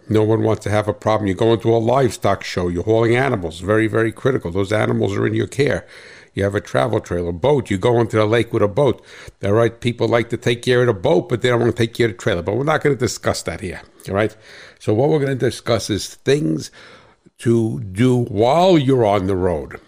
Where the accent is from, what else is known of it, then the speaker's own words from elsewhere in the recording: Hackettstown, New Jersey, United States; I hail from Cat Swamp Road in Hackettstown, New Jersey. That's right, a New Jersey farmer.